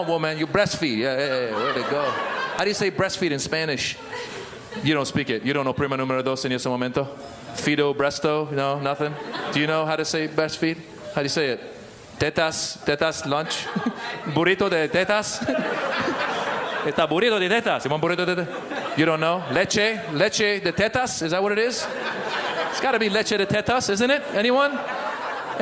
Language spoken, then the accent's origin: English; Iran; moved away; I'm originally from Iran